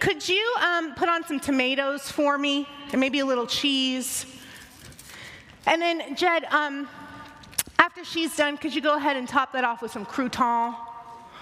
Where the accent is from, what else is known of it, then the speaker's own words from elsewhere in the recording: the South, United States; I'm from the South, we like to spice everything up with some seasoning